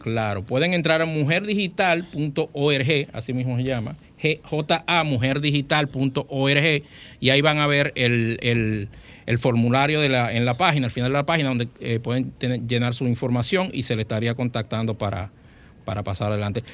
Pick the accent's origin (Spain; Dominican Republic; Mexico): Dominican Republic; los instructores que están aquí son somos dominicanos